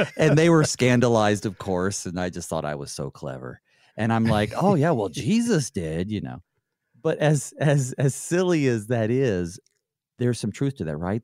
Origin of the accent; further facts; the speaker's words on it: the South, United States; I grew up in the South, uh, born, born in nineteen eighty, so I grew up, I guess, really in the nineties.